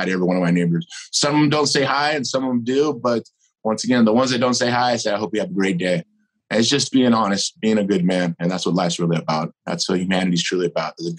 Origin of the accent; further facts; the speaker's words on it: United States; I'm a American. I'm a citizen of this country that's very proud of this country